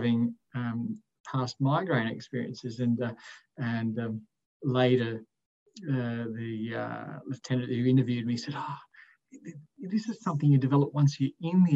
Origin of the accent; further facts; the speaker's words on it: Wollongong, New South Wales, Australia; originally born and bred in Wollongong